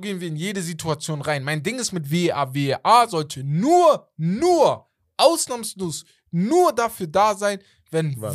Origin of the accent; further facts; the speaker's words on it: Germany; Ich komme aus Deutschland